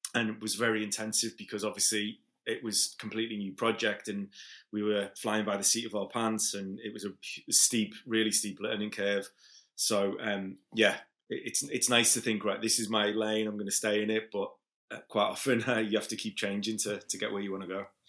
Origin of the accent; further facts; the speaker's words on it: Liverpool, North West England, United Kingdom; moved away as an adult; now in Ibiza, Spain; I'm originally from Liverpool, but I live in Ibiza for about twenty years now.